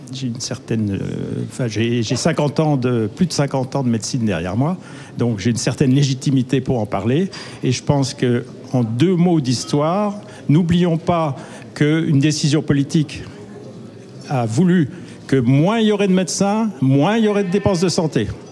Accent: Côte-d'Or, Bourgogne-Franche-Comté, France; je viens de la Côte d'Or

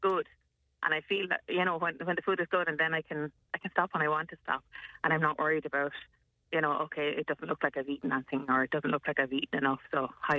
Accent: Ireland; it's probably in our nature as Irish people

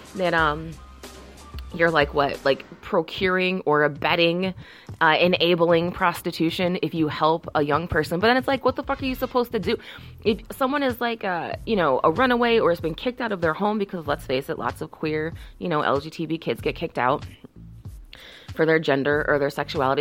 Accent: Chicago, Illinois, United States; I'm from Chicago.

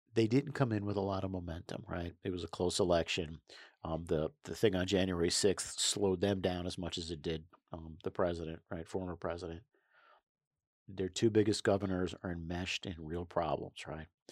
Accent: New York, United States; the day I was born in New York State

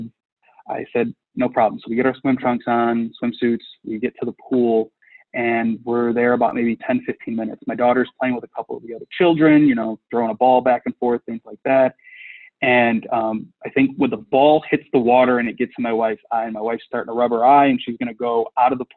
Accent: Midwest, United States; We're from the Midwest

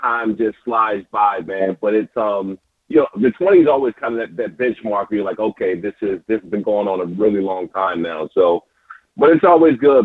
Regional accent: Prince George's County, Maryland, United States; I grew up in Prince George's County, Maryland, man. This is my home

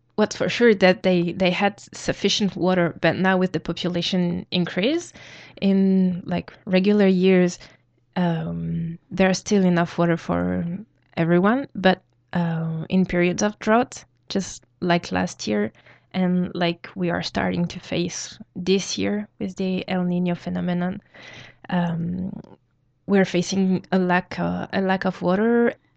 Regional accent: New Caledonia; I come from New Caledonia

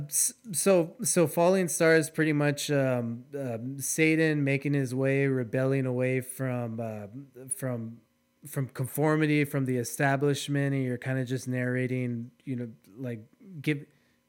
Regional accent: United States; I'm from the Valley, so everybody here is Hispanic.

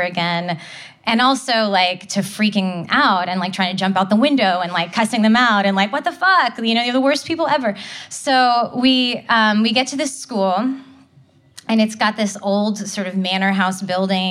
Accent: Nashville, Tennessee, United States; I was growing up in Nashville, Tennessee

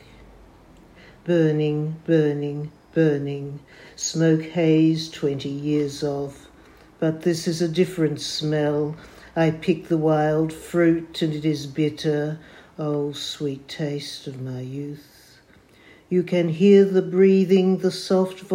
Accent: Melbourne, Victoria, Australia; I'm from Melbourne, Australia.

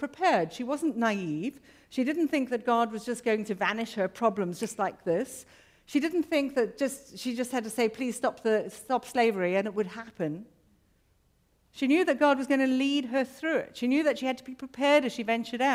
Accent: South Africa; I have to recognize myself as a South African

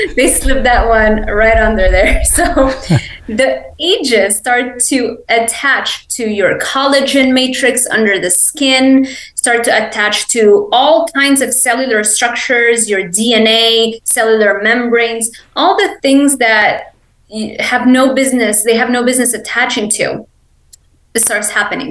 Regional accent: Lebanon; English is a second language; also born or lived in Miami; now in Ocala, United States; I grew up in Lebanon

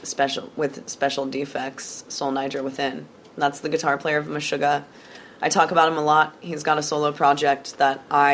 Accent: Des Moines, Iowa, United States; I'm from Des Moines

